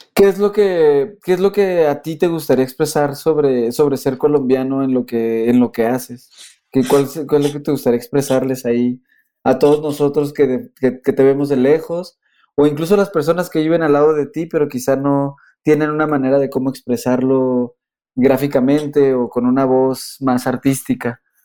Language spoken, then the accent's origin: Spanish; Mexico; nosotros como como mexicanos